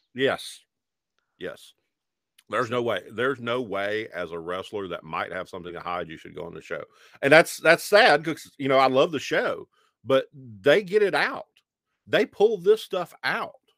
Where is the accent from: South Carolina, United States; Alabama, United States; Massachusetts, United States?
Alabama, United States; growing up in Alabama in the nineteen eighties